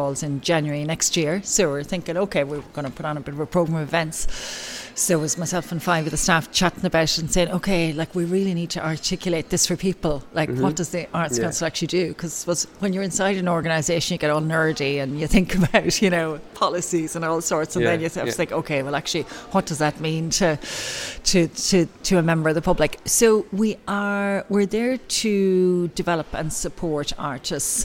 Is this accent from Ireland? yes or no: yes; Ballylongford, County Kerry, Ireland; I grew up in North Kerry